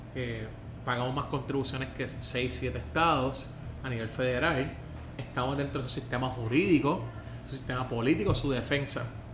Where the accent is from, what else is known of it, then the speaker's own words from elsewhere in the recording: Puerto Rico; Yo la bandera puertorriqueña, y yo me siento orgulloso